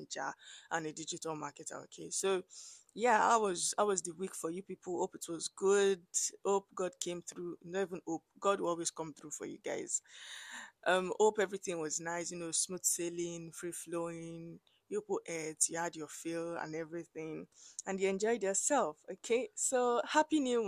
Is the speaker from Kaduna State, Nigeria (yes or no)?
no; Abeokuta, Ogun State, Nigeria; moved away as an adult; I grew up in Abeokuta, I schooled in Abeokuta